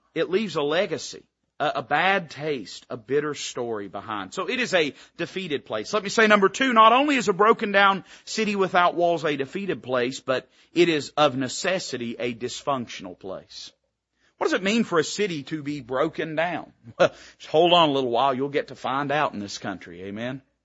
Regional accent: Tennessee, United States; I was raised in Tennessee.

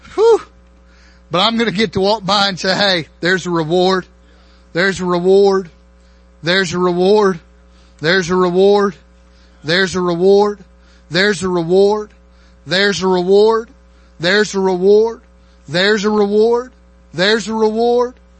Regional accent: near Chattanooga, Tennessee, United States; also born or lived in Maryland; I grew up near Chattanooga for the most part. I lived in Maryland

